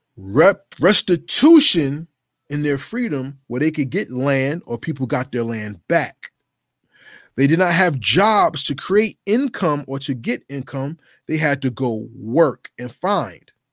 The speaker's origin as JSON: {"language": "English", "region": "New Jersey", "country": "United States", "tie": "born or raised there", "said": "my home state, which is New Jersey."}